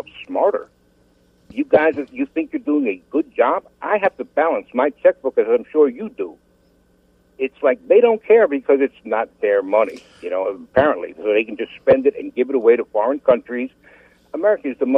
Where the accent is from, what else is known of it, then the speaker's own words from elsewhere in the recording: United States; I'm an American of Italian descent.